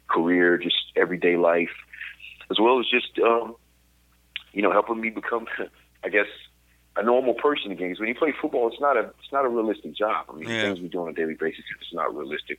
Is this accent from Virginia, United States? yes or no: yes; Virginia, United States; moved away; I grew up in Virginia, very small town, 4,500 people.